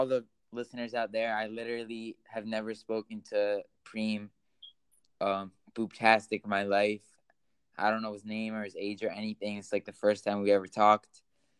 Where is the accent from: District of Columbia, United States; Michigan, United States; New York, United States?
New York, United States; New York City; So I'm from New York City.